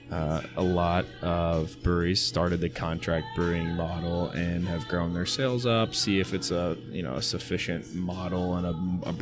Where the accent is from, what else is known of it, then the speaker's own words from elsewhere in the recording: Louisville, Kentucky, United States; we're from Louisville. We are craft beer now. Let's do this.